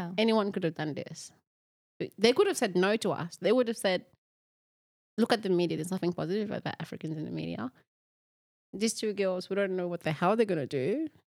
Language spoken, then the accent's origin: English; Bamenda, Northwest Region, Cameroon; moved away; where we are from Bamenda, Cameroon.